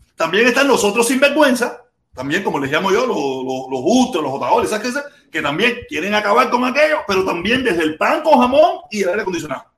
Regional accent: Cuba; moved away as an adult; yo me fui de Cuba hace casi 20 años

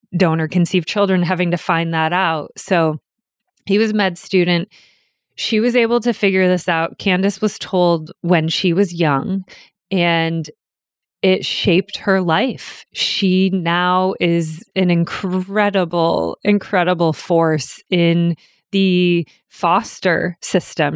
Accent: New Hampshire, United States; I was born in New Hampshire

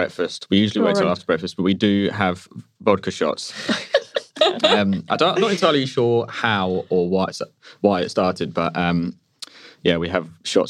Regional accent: Scotland, United Kingdom; Except we're not Russian, we're Scottish.

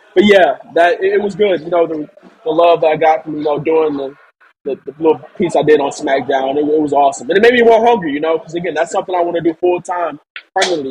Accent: St. Louis, Missouri, United States; my hometown, St. Louis

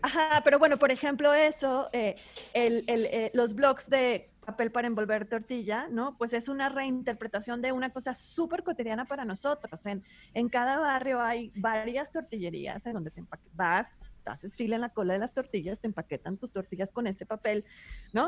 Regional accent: Monterrey, Nuevo León, Mexico; yo soy de Monterrey, que está en el norte de México

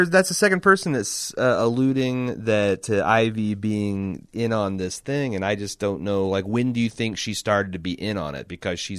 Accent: United Kingdom; Personally, as a Brit, I'm going to enjoy the hell of the season

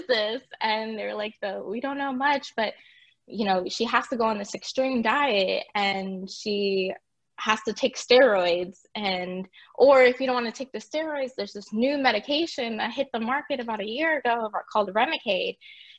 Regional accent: California, United States; born there; also born or lived in Puerto Rico; I was born in California. Me and my parents moved to Puerto Rico, in 2001, towards the end.

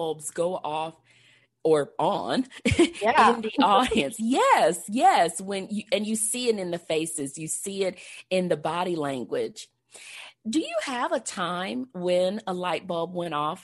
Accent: Texas, United States; I'm from Texas

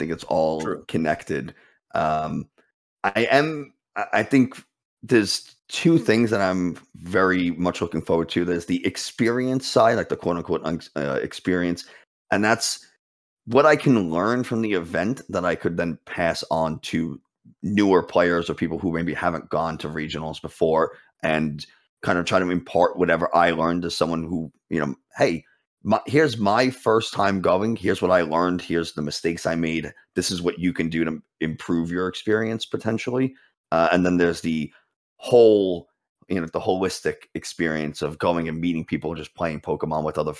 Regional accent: New York City, New York, United States; New York City.

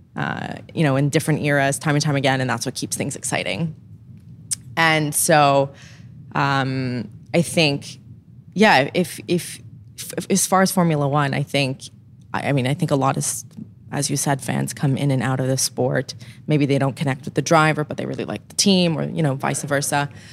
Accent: Montreal, Quebec, Canada; I grew up in Montreal and it was very much part of the culture of my family

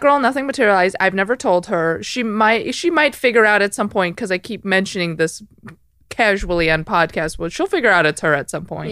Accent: Chicago, Illinois, United States; I'm from Chicago, the suburbs

